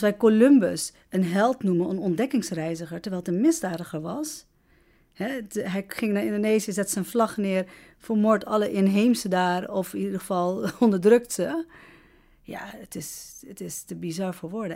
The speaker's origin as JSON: {"language": "Dutch", "country": "Netherlands", "tie": "born or raised there", "also_born_or_lived": "Amsterdam", "said": "ik woon 41 jaar hier, ben hier oh, geboren"}